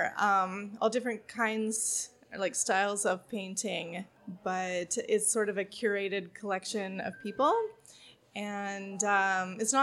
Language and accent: English; Saskatchewan, Canada; now in Vancouver, Canada; I'm from Saskatchewan, a farm in the middle of nowhere